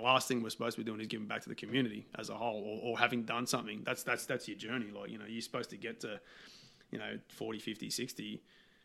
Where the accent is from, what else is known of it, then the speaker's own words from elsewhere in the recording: Australia; Being an Aussie yobbo